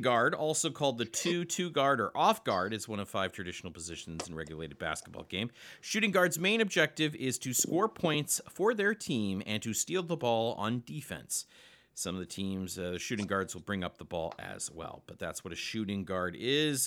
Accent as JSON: {"language": "English", "region": "Nebraska", "country": "United States", "said": "We're both from Nebraska."}